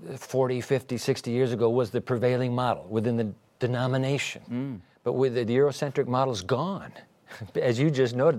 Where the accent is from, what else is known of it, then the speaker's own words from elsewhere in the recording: Japan; born there; I was born in Japan and so you, 14 years